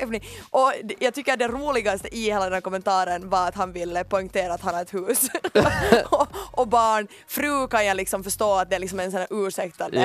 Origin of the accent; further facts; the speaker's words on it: Ekenäs, Uusimaa, Finland; moved away; also born or lived in Ostrobothnia; jag är hemma från Ekenäs